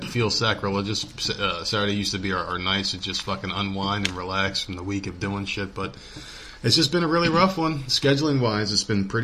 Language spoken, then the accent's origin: English; Northeast, United States; we're from the Northeast